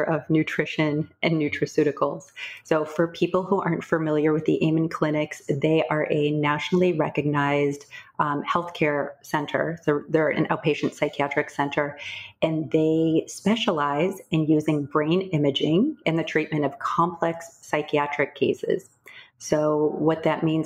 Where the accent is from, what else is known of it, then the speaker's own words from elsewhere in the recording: Midwest, United States; moved away; also born or lived in Boston; I was a competitive equestrian growing up in the Midwest